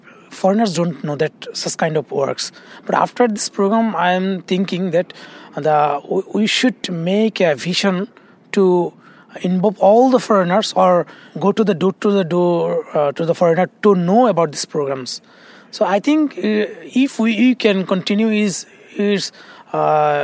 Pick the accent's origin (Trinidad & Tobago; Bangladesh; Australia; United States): Bangladesh; moved away as an adult; now in Seoul, South Korea; I'm from Bangladesh, and I came here in 2011.